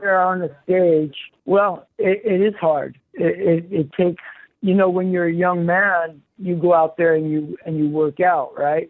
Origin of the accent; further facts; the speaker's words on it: New York City, New York, United States; born in Queens, and the Jets were my favorite team growing up